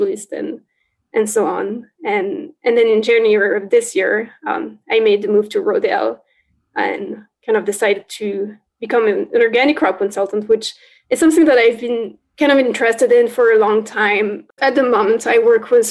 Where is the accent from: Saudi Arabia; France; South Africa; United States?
France; northeastern France; moved away; I grew up in France on a farm in northeastern France